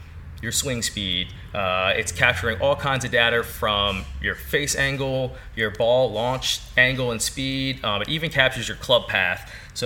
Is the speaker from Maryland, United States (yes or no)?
yes; St. Mary's County, Maryland, United States; I was born and raised here in St. Mary's County